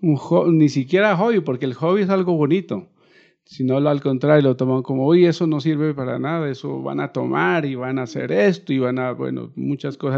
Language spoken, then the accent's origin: Spanish; Nariño, Colombia; moved away; partí de, mi tierra, pero siempre mi corazón ha estado acá